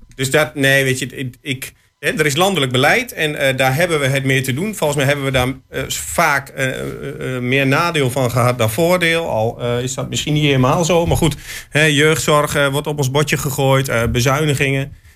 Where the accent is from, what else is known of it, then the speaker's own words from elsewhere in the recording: Hengelo, Overijssel, Netherlands; we komen allemaal uit Hengelo